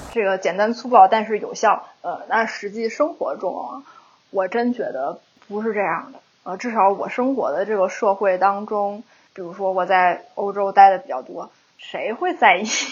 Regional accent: China; moved away; 我们中国人

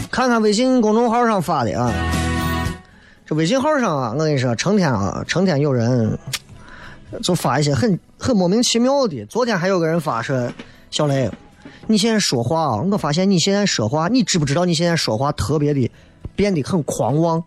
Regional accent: Xi'an, Shaanxi, China; 我说我是西安人啊，那可能不够。

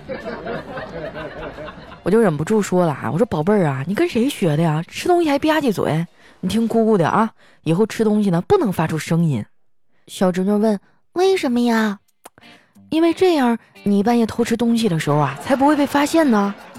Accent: Northeast China, China; 作为一个东北人，我最受不了的就是我已经两个礼拜没有搓澡了

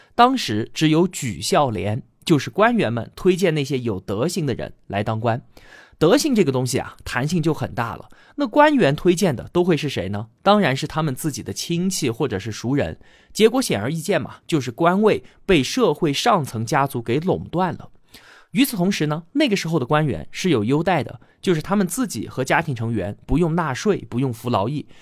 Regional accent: China; 这就是我们典型的中国人的思想模式

